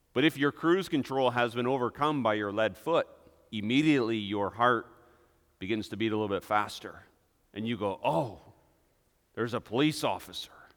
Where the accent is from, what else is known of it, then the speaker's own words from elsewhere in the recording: Hudsonville, Michigan, United States; our small little town of Hudsonville, Michigan